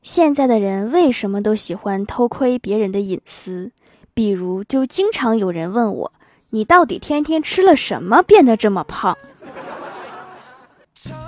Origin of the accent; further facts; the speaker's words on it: Northeast China, China; 我是东北人